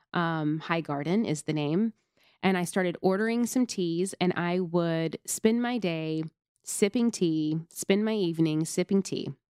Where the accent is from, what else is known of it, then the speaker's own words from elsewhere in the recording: Nashville, Tennessee, United States; I grew up in the South. I grew up in Tennessee. grew up predominantly in Nashville, Tennessee